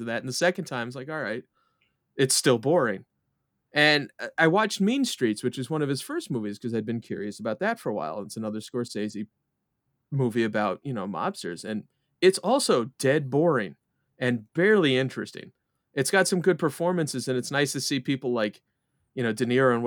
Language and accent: English; New York, United States; I'm from New York